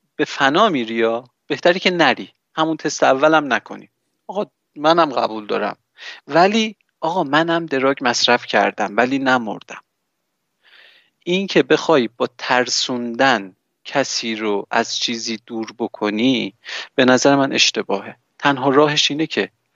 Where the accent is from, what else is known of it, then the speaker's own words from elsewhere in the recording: Iran; من توی جمهوری اسلامی به دنیا آمدم